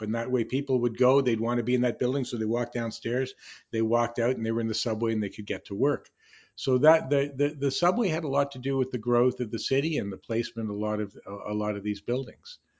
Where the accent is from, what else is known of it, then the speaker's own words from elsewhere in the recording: Canada; I, I grew up in Canada